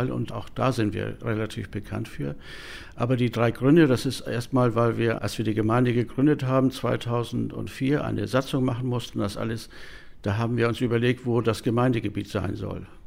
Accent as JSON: {"language": "German", "country": "Denmark", "said": "Davon kommen, ich meine, 14 oder 15 aus Dänemark. Ich selbst ja auch, ich wohne in Palbau, bin auch Däne."}